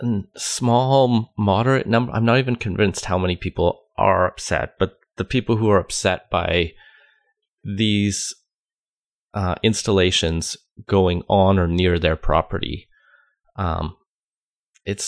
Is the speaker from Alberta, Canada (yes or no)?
yes; Alberta, Canada; I grew up in Alberta